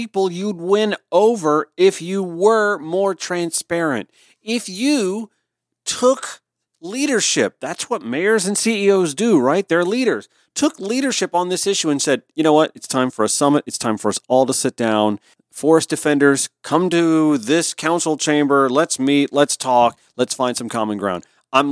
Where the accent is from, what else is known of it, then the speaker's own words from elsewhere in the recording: Columbia County, Georgia, United States; also born or lived in South Carolina / Atlanta; I lived in a red county growing up. Columbia County, just outside Augusta